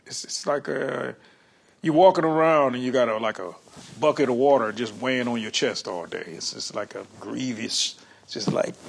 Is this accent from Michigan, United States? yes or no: yes; Detroit, Michigan, United States; I'm from Detroit